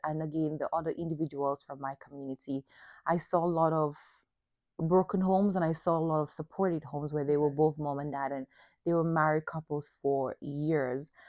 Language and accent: English; Dominica; the closed mindset of also the area where I grew up in Dominica